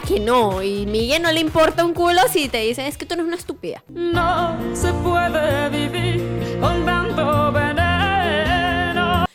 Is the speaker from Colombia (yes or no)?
yes; Bucaramanga, Santander, Colombia; en Bucaramanga, marica para todo. Siempre utilizamos marica